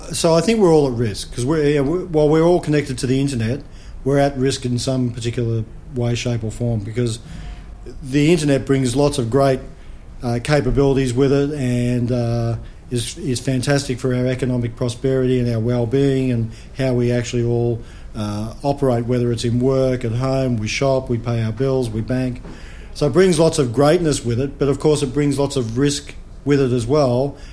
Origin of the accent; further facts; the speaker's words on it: Australia; as an Australian citizen